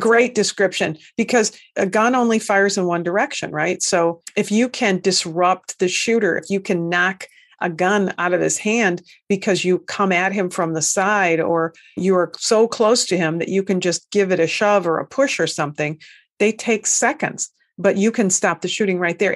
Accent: United States; that stubborn Americanism that we all hold here

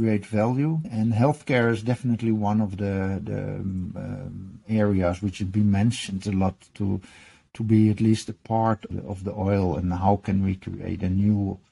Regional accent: Netherlands; moved away as an adult; now in Norway; I've been living in Norway almost 30 years, but I was born and raised in the Netherlands.

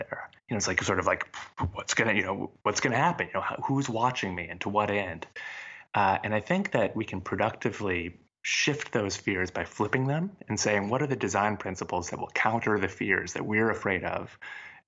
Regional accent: United States; as an American

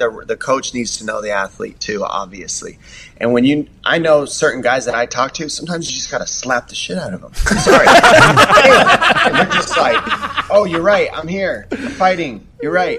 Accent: Tucson, Arizona, United States; moved away as an adult; now in San Diego, United States; I'm from Tucson, Arizona. My family's out there. That's where I was raised

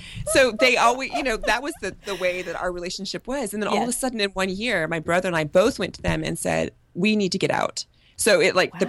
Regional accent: Kentucky, United States; also born or lived in Cincinnati, Ohio; So I was born in Cincinnati, which is... Yes, I actually lived in Northern Kentucky.

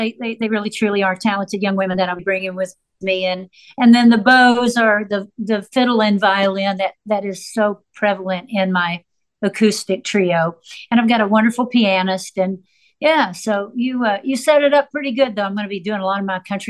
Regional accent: Nashville, Tennessee, United States; also born or lived in Florida; I grew up in Nashville in this incredible creative community

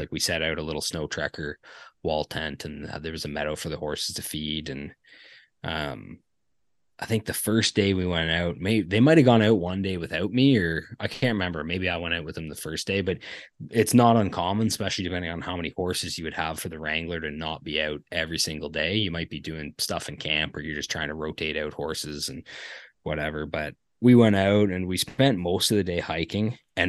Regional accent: Ontario, Canada; hey, I'm from Ontario.

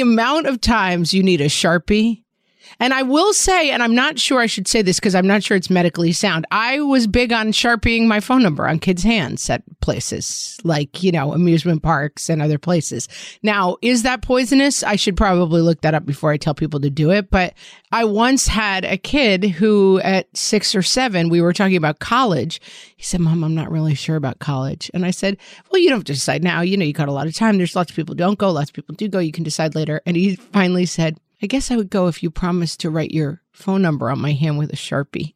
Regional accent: New York, United States; as a New Yorker

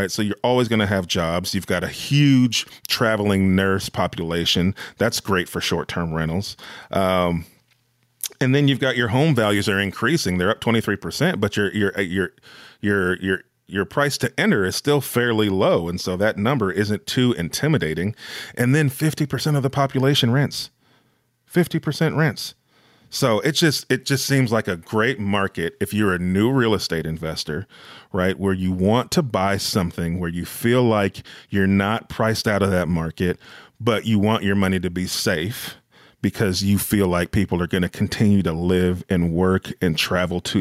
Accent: California, United States; I'm from California. I'm from California. I can make these jokes.

